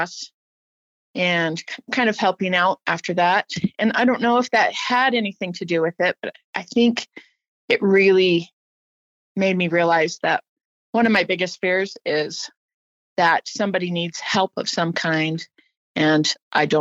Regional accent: Arizona, United States; I'm from Arizona. All my family was there

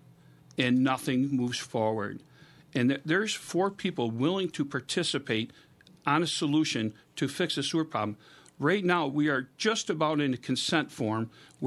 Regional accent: Avon, New York, United States; So I was born and raised in Avon on Prospect Street, right next to the Catholic Church. Been an Avon resident for 55 years.

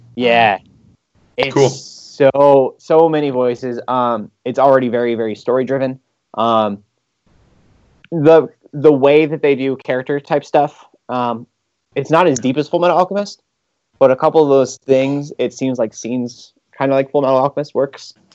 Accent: United States; I'm an American

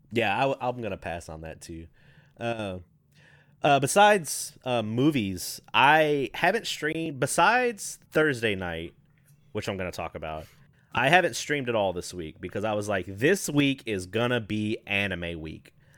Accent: the South, United States; I grew up down in the South

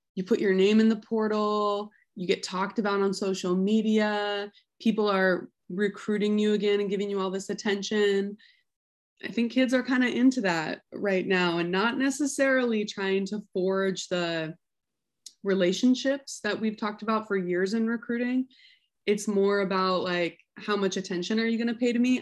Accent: Sandy, Oregon, United States; I'm an Oregon kid. I grew up outside of Portland.

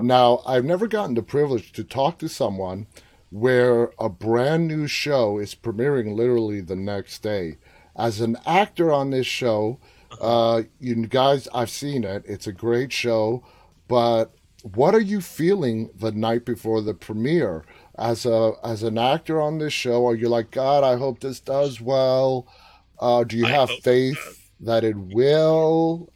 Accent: New York, United States; moved away as an adult; also born or lived in Washington, D.C. area; now in near Washington, D.C., United States; I was born and raised in New York for 23 years, and to see I live just outside of D.C. now

